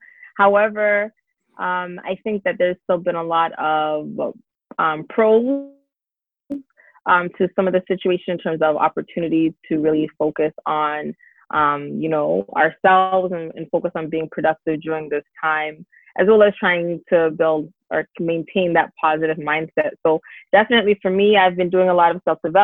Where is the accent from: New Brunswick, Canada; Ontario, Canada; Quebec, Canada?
Ontario, Canada; Brampton; also born or lived in Toronto / Dallas, Texas; I was born in Toronto, but I spent most of my time in Brampton, actually. So I basically was raised in Brampton most of my life